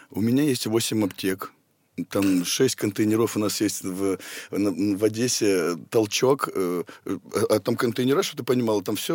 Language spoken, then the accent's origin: Russian; Potsdam, Brandenburg, Germany; born there; Потсдам. Потсдам.